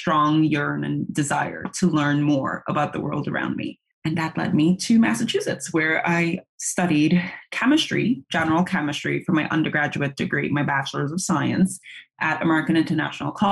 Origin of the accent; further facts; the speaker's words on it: Port of Spain, Trinidad & Tobago; now in Nantucket, United States; I was raised in Port of Spain, Trinidad and Tobago, which is the southernmost Caribbean island.